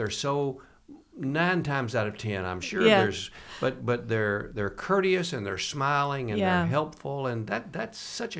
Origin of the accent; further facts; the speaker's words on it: Glasgow, Kentucky, United States; We gather in Barron County, Glasgow, my hometown, we started, and we have for the last several years started here and gone either east or west